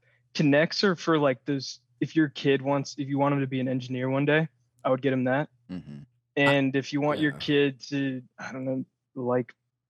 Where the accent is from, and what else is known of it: Forsyth County, Georgia, United States; moved away